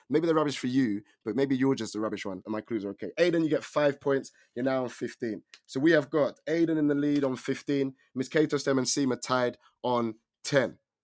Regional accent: England, United Kingdom; I am from England

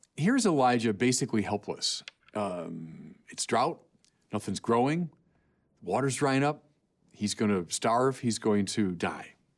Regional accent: California, United States; I'm from California.

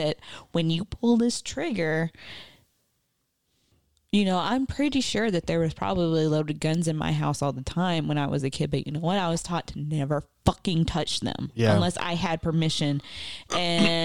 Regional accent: Southwest Arkansas, United States; I'm from Southwest Arkansas, where it's like, shoot first and ask questions later

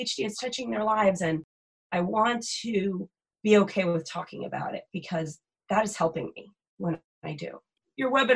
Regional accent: New Jersey, United States; moved away; I'm originally from New Jersey, which is very densely populated

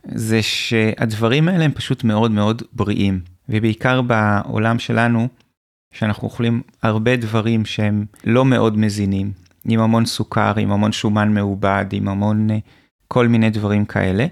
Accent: Hibat Tzion, Central District, Israel; גדלתי במושב בעמק חפר, שנקרא חיבת ציון

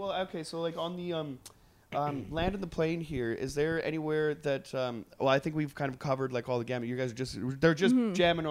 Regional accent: Trail, British Columbia, Canada; moved away; I grew up in the like in the interior, and there was pictures coming back from like downtown in my hometown, and it's just an hour away from Nelson, actually. I'm from Trail.

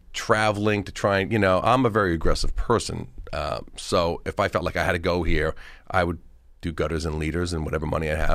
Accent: Oakdale, New York, United States; So I'm like from Oakdale originally, and you know, I'm from here, and I was just a normal guy

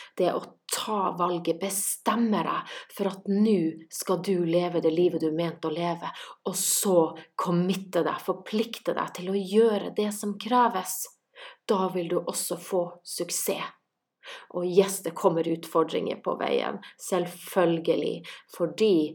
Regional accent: Kjøllefjord, Finnmark, Norway; now in Santorini, Greece; Jeg er fra Kjøllefjord i Finnmark, bor i Santorini i Hellas

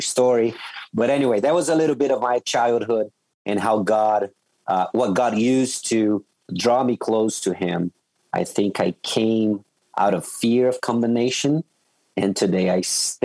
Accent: Brazil; So I grew up, I was raised in Brazil

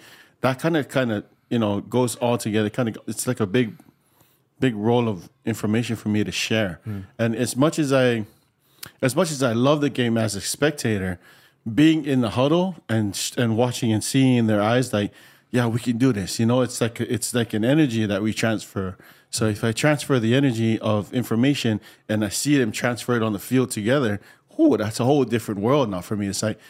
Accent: Samoa; Yeah, growing up in Samoa was hard, and being abandoned at age six.

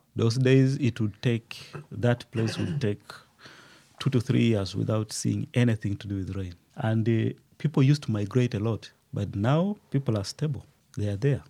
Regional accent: Uganda; moved away as an adult; also born or lived in Liberia; now in Rwanda; I grew up in Uganda. I was born in Uganda, studied in Uganda

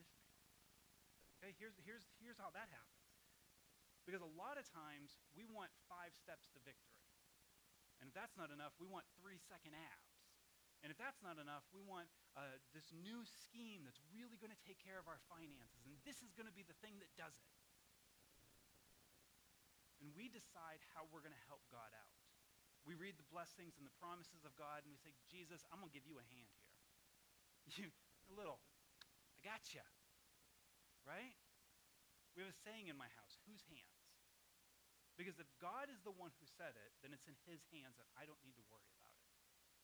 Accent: Massachusetts, United States; moved away as an adult; one of the reasons we moved from Massachusetts was I had recently been saved. And there's a whole group of people that I grew up

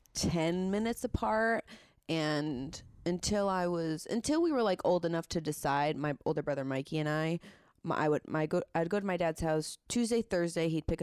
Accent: Hartford, Connecticut, United States; I'm from Hartford, Connecticut. My mom raised us in Farmington. My dad raised us from Plainville.

